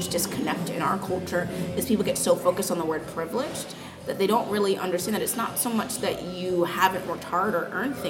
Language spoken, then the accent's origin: English; United States; I'm an American person of color